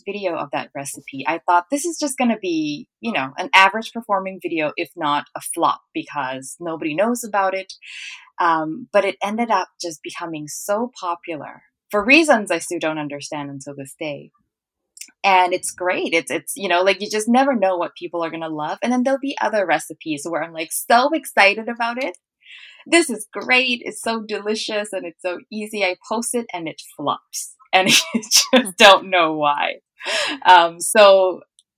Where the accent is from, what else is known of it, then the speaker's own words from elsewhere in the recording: Hat Yai, Songkhla, Thailand; moved away as an adult; also born or lived in Bangkok; now in Vancouver, Canada; So I grew up in southern Thailand in a town called Hat Yai, and I was there until I was about 12, and then we moved to Bangkok after that.